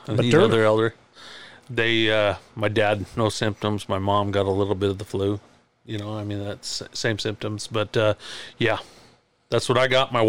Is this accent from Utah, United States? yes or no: yes; Midvale / Mighton, Utah, United States; I moved from Midvale. My parents had a house out here. They're from the Wasatch Front here. Mm-hmm. And they moved us out when I was 10 years old. And so they bought this 80-acre farm